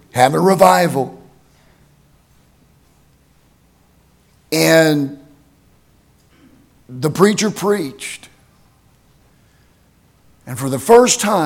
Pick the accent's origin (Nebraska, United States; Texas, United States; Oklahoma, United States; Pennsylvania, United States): Oklahoma, United States; Tyrone; moved away; the little town that I grew up in Oklahoma, Tyrone.